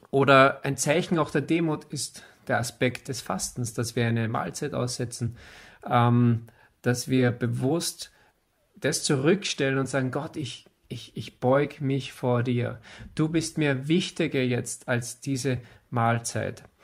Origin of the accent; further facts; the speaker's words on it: Austria; Wir sind ja Österreicher, wir sind ja nicht, wir sind ja nicht Israeliten.